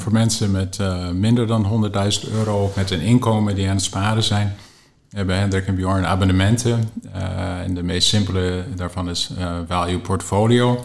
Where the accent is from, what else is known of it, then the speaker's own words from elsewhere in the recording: Canada; accent: English; also born or lived in Rotterdam; now in Netherlands; ik ben zelf opgegroeid in Canada, dus je hoort misschien een beetje een Engels tongval als ik aan het spreken ben